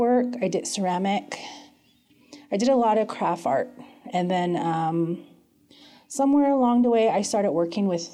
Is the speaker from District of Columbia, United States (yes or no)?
no; Lower Greasewood, Arizona, United States; now in Flagstaff, United States; I am originally from the Navajo Reservation called Lower Greasewood